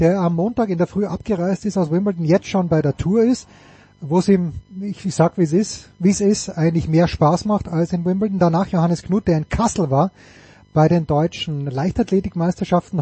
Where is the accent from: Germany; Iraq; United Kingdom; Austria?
Austria; ich bin Österreicher